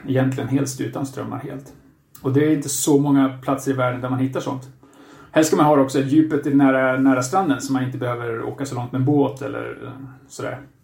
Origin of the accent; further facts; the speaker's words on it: Katrineholm, Södermanland, Sweden; moved away as an adult; also born or lived in China; now in Spain; Jag kommer från eh, Katrineholm, Sörmlandska skogarna. Ehm, bor nu för tiden i Spanien sedan några år tillbaka.